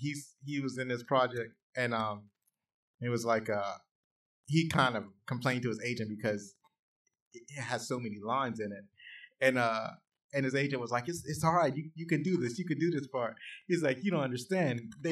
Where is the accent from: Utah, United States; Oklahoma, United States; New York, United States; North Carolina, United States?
North Carolina, United States; Pilot; but I grew up in Pilot. I never really picked up the North Carolina accent, but what you call it?